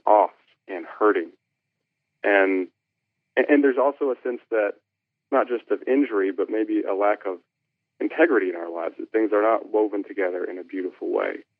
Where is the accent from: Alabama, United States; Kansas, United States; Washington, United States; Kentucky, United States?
Kentucky, United States; grew up in Kentucky